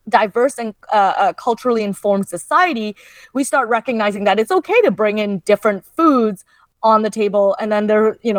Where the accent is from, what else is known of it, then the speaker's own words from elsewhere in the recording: Canada; I'm the child of immigrants, so I am Canadian born